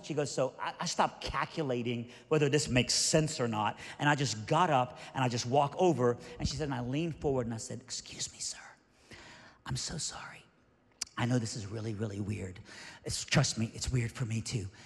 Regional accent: Iran; moved away; I'm originally from Iran, so I'm Middle Eastern

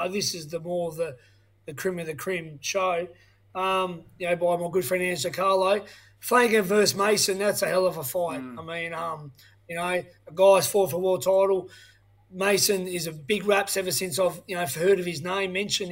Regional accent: Tasmania, Australia; I'm from Tasmania where we don't even know the sport.

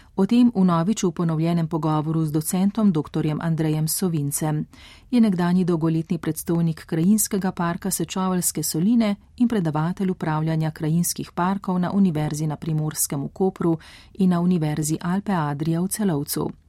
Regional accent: Slovenia

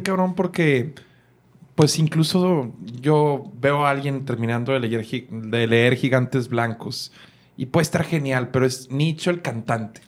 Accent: Monterrey, Nuevo León, Mexico; yo recuerdo ya como regio

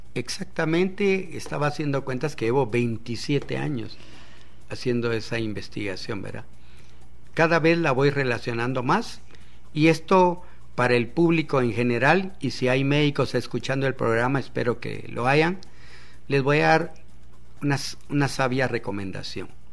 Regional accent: Guatemala; está aquí frente a ti un chapín simple, un guatemalteco

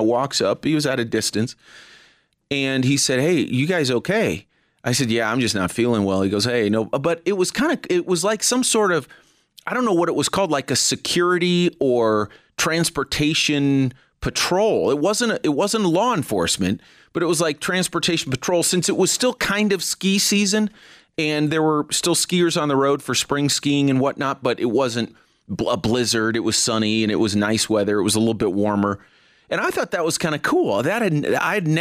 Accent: California, United States; now in Denver, United States; when I was a kid growing up in California

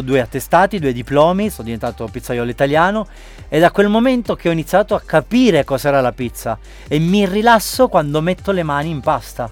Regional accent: Sicily, Italy; moved away as an adult; now in Gran Canaria, Spain; da italiano e da siciliano orgoglioso

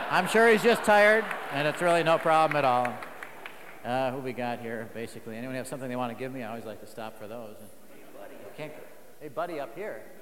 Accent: San Diego, California, United States; From San Diego. From San Diego.

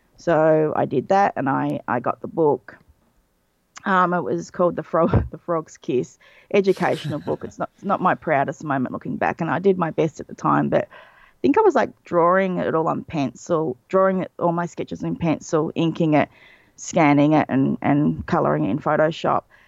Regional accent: Australia; being Australian, I grew up on a diet of U K and U S cartoons

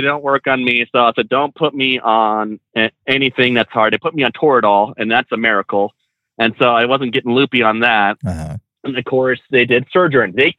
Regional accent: California, United States; now in Pensacola, United States; I'm from California, but I live in North Pensacola.

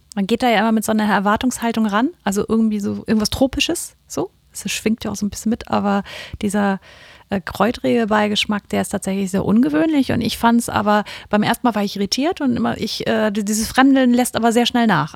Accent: Kiel, Schleswig-Holstein, Germany; ist ja irgendwie auch ein bisschen meine Heimatstadt

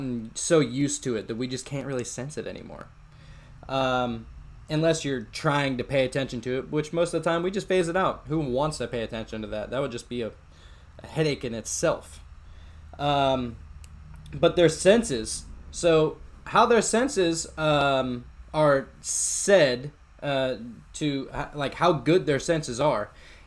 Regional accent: Pennsylvania, United States; moved away; I'm originally from Pennsylvania

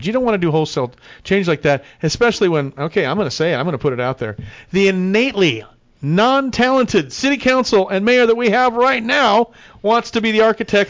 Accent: San Bernardino, California, United States; San Bernardino, my hometown. I know every street, every crevice, every crack. San Bernardino was on my resume like five or six times because of the different schools I went to.

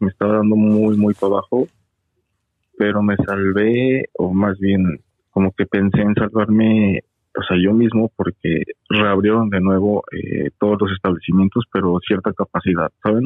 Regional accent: Mexico City, Mexico; moved away as an adult; now in Toronto, Canada; de la Ciudad de México, ahí nací, soy chilango

